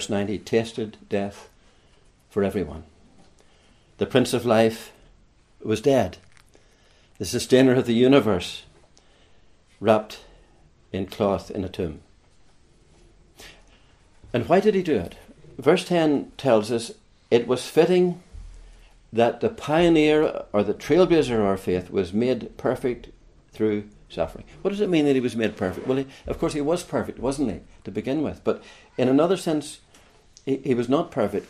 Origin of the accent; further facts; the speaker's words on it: Larne, Northern Ireland, United Kingdom; moved away as an adult; also born or lived in Kilkenny; now in Ireland; I come from Northern Ireland, as my accent gives me away, from around the Larne area, County Antrim area. And at around the age of 37, I moved south.